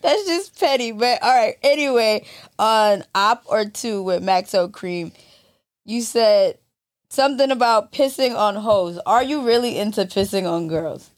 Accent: Maryland, United States; now in New York, United States; I'm from Maryland.

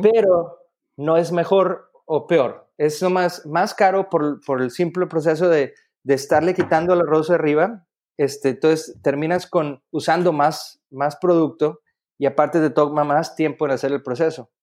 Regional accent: Mexico; los mexicanos somos

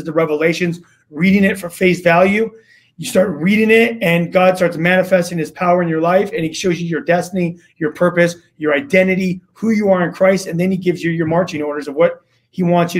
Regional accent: Los Angeles, California, United States; I grew up in Los Angeles

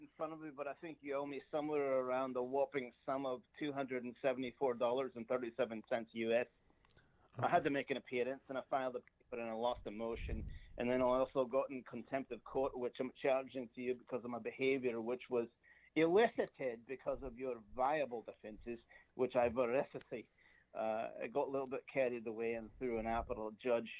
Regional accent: Scotland, United Kingdom; now in Canada; I'm Scottish, so I'm a man among thieves here, if you will.

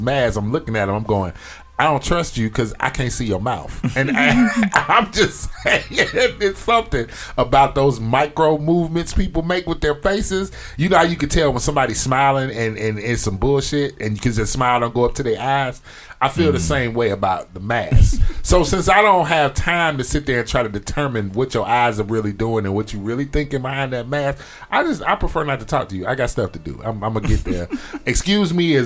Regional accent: Chicago, Illinois, United States; now in Atlanta, United States; I'm from Chicago

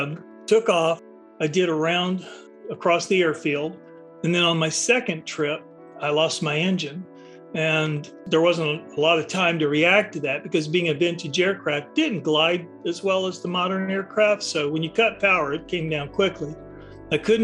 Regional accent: the South, United States; I was growing up in the South in the 1960s

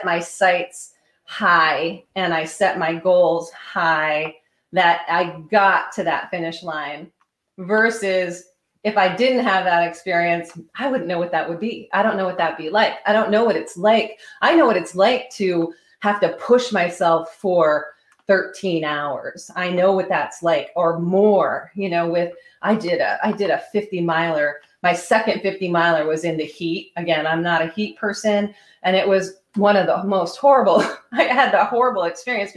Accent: Vermont, United States; because I grew up in Vermont

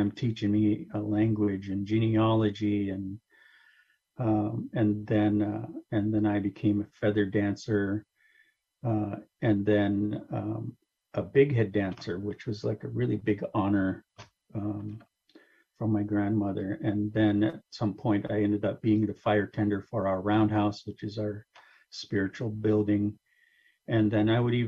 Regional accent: Kashaya Pomo, near Stewart's Point, California, United States; also born or lived in San Rafael; I come from the Kashaya Pomo people. I come from the people from the top of the land. Everyone will know my people as Kashaya Pomo, which is on the coast near Stewart's Point

